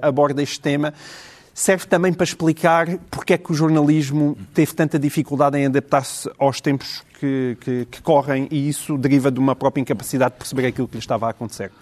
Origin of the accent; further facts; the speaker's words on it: Portalegre, Alentejo, Portugal; sobre a minha terra, que ele é de Porto Alegre, tal como eu sou de Porto Alegre